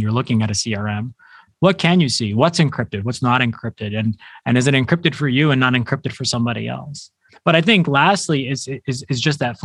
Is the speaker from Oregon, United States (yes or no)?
no; New York City, New York, United States; I'm born and raised in New York City